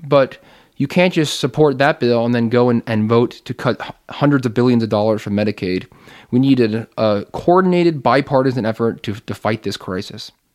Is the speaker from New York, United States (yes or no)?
yes; New York's 19th congressional district, United States; also born or lived in Cambridge, Massachusetts; I was born and raised right here in New York, nineteen.